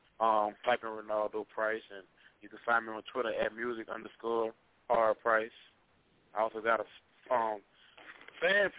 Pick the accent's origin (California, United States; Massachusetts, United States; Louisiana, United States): Louisiana, United States; Baton Rouge; I'm from Baton Rouge